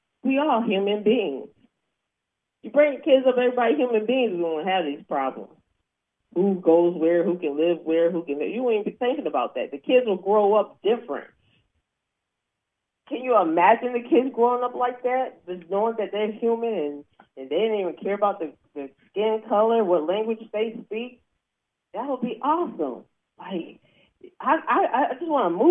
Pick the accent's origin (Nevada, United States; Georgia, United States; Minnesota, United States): Georgia, United States; Atlanta; I'm from Atlanta, Georgia